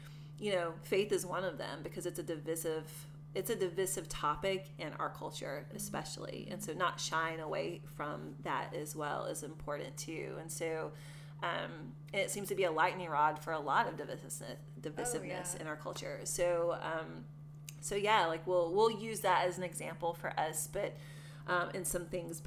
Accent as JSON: {"language": "English", "region": "the South", "country": "United States", "tie": "born or raised there", "also_born_or_lived": "Portland, Maine", "moved": "yes", "said": "I was born in the South and raised in, like I said, a very racist family"}